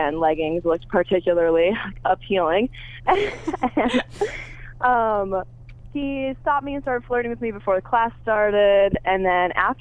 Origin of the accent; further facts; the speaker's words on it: Toledo, Ohio, United States; moved away; I'm from Toledo, Ohio.